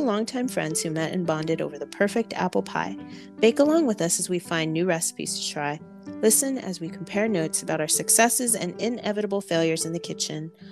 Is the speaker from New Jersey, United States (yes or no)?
no; California, United States; I grew up in California